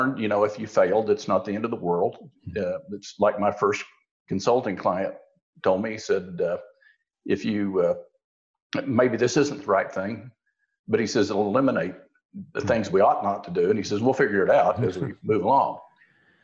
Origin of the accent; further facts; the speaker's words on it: Osage County, Oklahoma, United States; I grew up in Osage County in Oklahoma